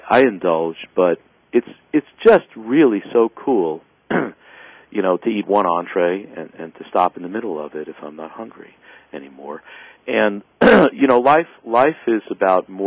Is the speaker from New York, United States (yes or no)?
yes; New York City, New York, United States; I grew up in the South Bronx